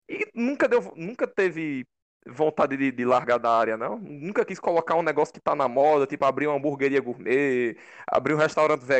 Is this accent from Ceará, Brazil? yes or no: yes; Crato, Ceará, Brazil; Eu sou daqui, né? sou do Crato.